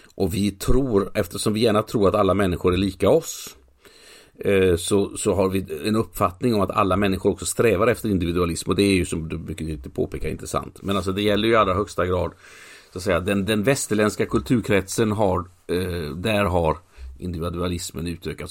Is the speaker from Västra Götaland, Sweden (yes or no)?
yes; Mölnlycke, Västra Götaland, Sweden; Mölnlycke där jag är uppvuxen